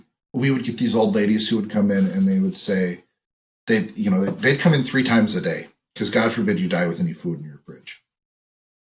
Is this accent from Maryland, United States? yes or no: no; Green Bay, Wisconsin, United States; accent: Wisconsin; growing up in Green Bay